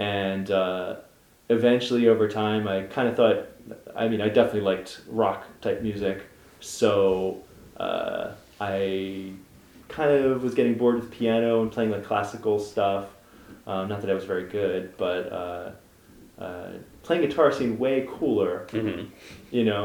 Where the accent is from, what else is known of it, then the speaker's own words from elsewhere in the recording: Philadelphia, Pennsylvania, United States; I grew up in Chestnut Hill